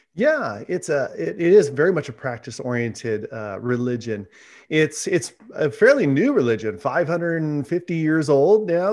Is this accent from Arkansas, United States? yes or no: no; Fresno, California, United States; I grew up here in Central California, so about three hours south of Sacramento in Fresno